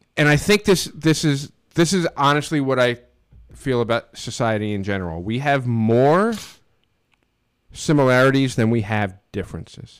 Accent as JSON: {"language": "English", "country": "United States", "tie": "born or raised there", "said": "A friend of mine, Chris Pensero, that I grew up with in Stanford"}